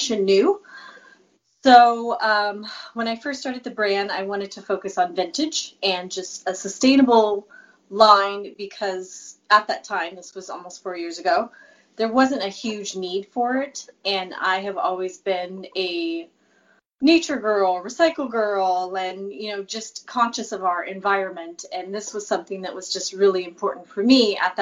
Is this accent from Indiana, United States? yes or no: no; California, United States; I'm definitely a Cali girl, born and bred